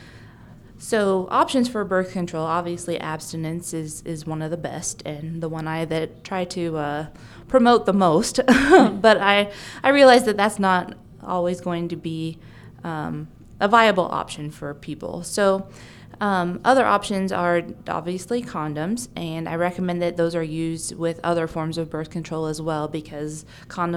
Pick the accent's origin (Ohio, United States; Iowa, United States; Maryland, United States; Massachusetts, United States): Iowa, United States; Bedford; I grew up in Bedford Gravity area, so I am a local and was born at this hospital.